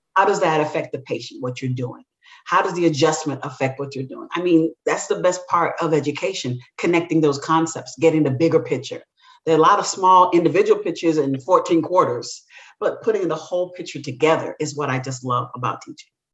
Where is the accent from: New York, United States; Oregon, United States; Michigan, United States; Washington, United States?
New York, United States; New York City; also born or lived in Jamaica / Tuskegee, Alabama; my family is actually from the island of Jamaica my parents immigrated here when I was very young. And we, I grew up in New, Brooklyn, New York